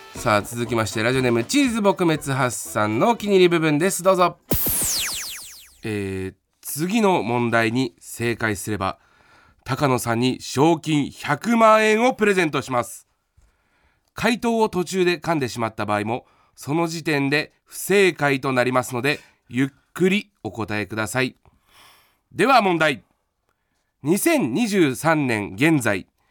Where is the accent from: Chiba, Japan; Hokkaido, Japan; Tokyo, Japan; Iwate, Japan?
Chiba, Japan; 千葉出身の俺